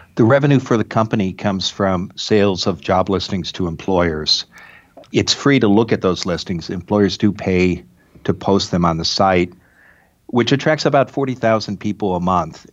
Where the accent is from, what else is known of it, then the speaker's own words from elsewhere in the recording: Midwest, United States; moved away; also born or lived in Iowa / Oregon / Massachusetts; I grew up in the Midwest